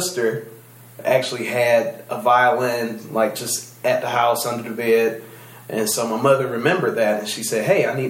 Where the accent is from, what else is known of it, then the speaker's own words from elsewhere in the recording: Detroit, Michigan, United States; the different R&B things that we grew up listening to, since I'm from Detroit